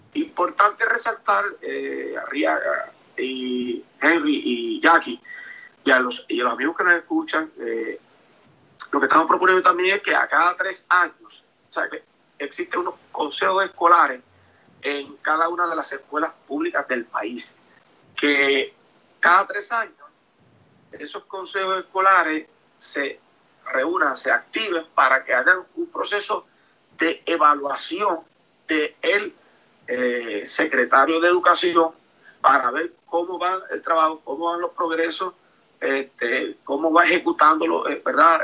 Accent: Moca, Puerto Rico; en mi pueblo de Moca

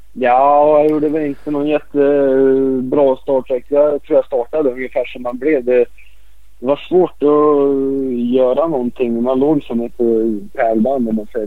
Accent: Örebro, Örebro County, Sweden; jag är också uppväxt här i Örebro

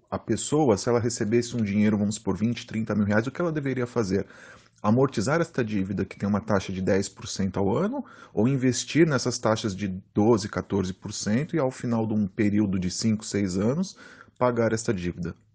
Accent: São Paulo, Brazil; sou de São Paulo, capital.

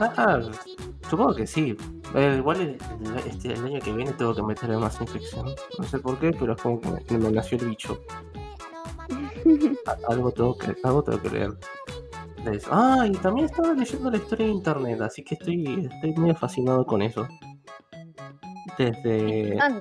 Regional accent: Buenos Aires, Argentina; soy un porteñito que no salió nunca de su ciudad, de su ciudad natal

